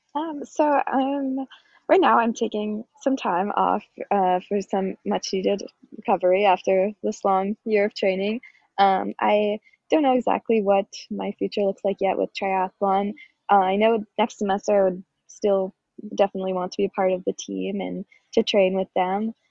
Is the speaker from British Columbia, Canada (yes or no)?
yes; Victoria, British Columbia, Canada; moved away; I'm from Victoria, British Columbia, Canada